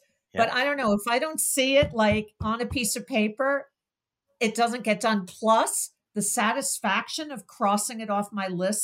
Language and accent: English; Brookline, Massachusetts, United States; here in my hometown in Brookline, Massachusetts